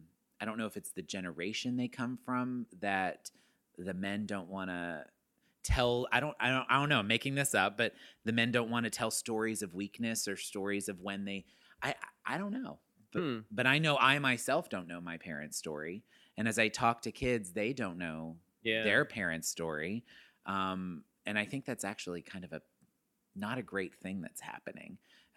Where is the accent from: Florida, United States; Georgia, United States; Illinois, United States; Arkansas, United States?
Arkansas, United States; also born or lived in Texas; I'm from Arkansas and Texas. That's where I was raised primarily.